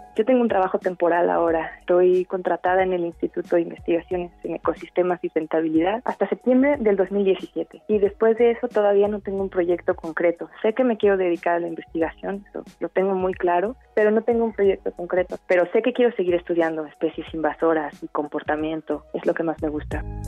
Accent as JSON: {"language": "Spanish", "town": "Morelia", "region": "Michoacán", "country": "Mexico", "tie": "born or raised there", "also_born_or_lived": "Los Mochis, Sinaloa", "said": "Después me mudé a vivir a Morelia por el trabajo de mis padres cuando estaba en la primaria"}